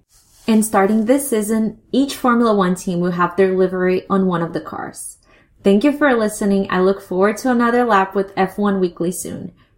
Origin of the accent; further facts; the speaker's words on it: Curitiba, Paraná, Brazil; now in Tampa, United States; I'm originally from Curitiba in the state of Paraná in Brazil, which is also the hometown of Ricardo Zonta and the home state of Felipe Drugovich.